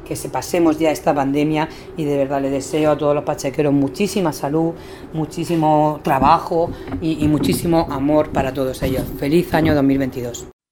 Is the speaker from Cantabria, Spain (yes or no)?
no; Region of Murcia, Spain; somos la región de Murcia